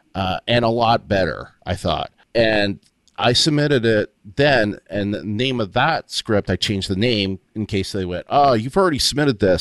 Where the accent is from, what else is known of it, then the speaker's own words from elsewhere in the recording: Windsor, Ontario, Canada; also born or lived in Waterloo, Ontario; I had moved back from, uh, Waterloo, where I went to school, to Windsor, Ontario, um, my hometown